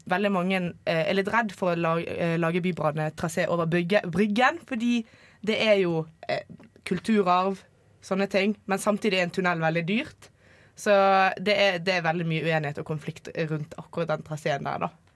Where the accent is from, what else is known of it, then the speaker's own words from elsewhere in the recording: near Bergen, Vestland, Norway; Jeg er fra et uh, lite tettsted utenfor Bergen